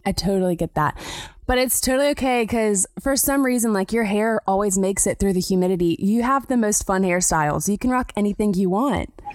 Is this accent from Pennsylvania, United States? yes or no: no; South Carolina, United States; I grew up in South Carolina